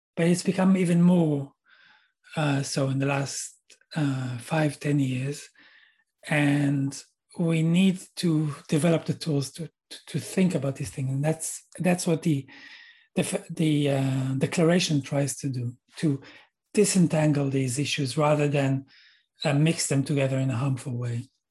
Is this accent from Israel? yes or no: yes; Israel; moved away as an adult; I'm Israeli and I grew up in Israel.